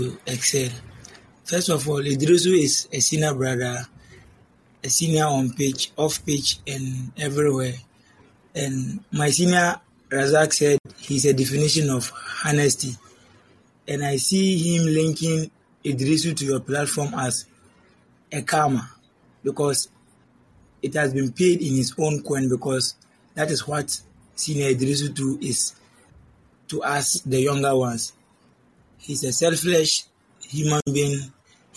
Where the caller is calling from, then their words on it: Bole, Savannah Region, Ghana; I'm calling from Bole, from the Savannah region